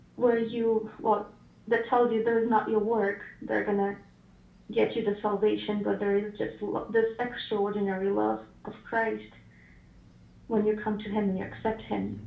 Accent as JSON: {"language": "English", "country": "Ukraine", "tie": "born or raised there", "moved": "as an adult", "lives_now": "Washington, United States", "said": "originally I was born in Ukraine, but I moved to America six years ago."}